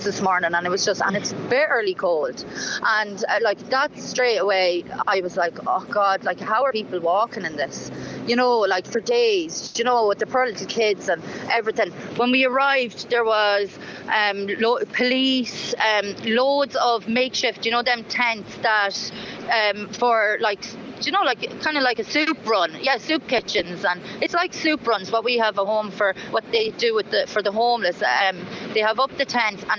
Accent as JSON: {"language": "English", "country": "Ireland", "said": "I'm Irish"}